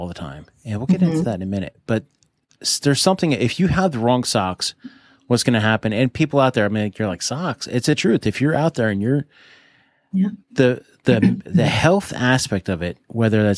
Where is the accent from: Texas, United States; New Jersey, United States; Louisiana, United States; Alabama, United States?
New Jersey, United States; my home state of New Jersey